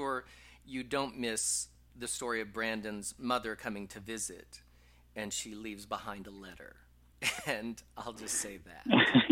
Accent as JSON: {"language": "English", "region": "Texas", "country": "United States", "tie": "born or raised there", "also_born_or_lived": "upstate New York / New York / Los Angeles", "moved": "as an adult", "lives_now": "Las Vegas, United States", "said": "I'm a little blonde kid from Texas"}